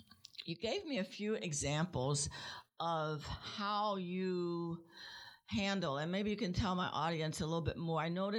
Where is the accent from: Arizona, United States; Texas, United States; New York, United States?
Texas, United States; now in Washington, D.C., United States; I'm not from D.C., obviously. I'm a Texan. We'll always be a Texan, okay?